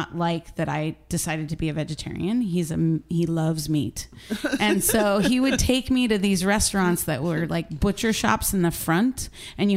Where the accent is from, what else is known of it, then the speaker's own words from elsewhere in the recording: San Francisco, California, United States; also born or lived in Seattle; now in Sonoma County, United States; I'm from San Francisco. And I grew up in San Francisco